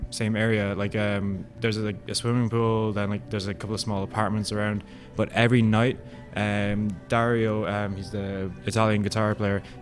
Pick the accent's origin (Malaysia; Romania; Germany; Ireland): Ireland; now in United States; We uh, nickname ourselves the United Nations at this point because I mean I'm Irish